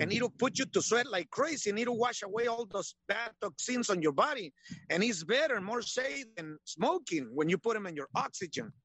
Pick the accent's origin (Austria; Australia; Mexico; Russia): Mexico; Michoacán; now in United States; I'm Mexican. Yeah. Born in Michoacan, Mexico.